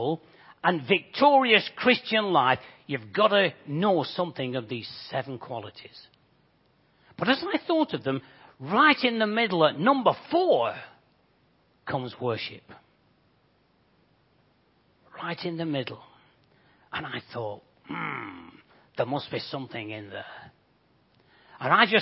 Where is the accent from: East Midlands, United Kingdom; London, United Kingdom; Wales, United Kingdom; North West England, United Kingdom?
North West England, United Kingdom; Bolton; accent: Bolton; moved away as an adult; also born or lived in Japan; now in Crawley area, United Kingdom; You guess from my accent, I'm not from these parts. I actually come from Bolton.